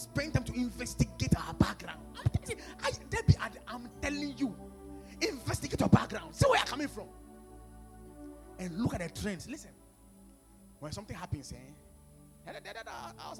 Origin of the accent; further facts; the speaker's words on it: Volta, Ghana; I'm from the Volta region